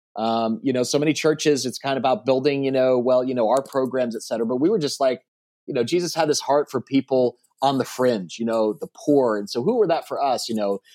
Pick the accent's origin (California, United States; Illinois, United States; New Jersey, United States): New Jersey, United States; moved away; I grew up in New Jersey